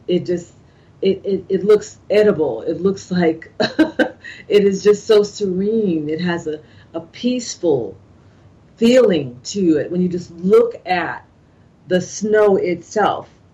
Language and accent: English; California, United States; moved away as an adult; now in East Coast, United States; growing up in California